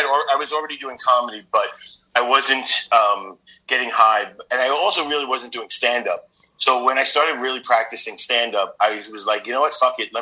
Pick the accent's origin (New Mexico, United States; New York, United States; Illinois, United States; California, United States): New York, United States; moved away as an adult; now in Bangkok, Thailand; I'm from New York, but I live in Bangkok right now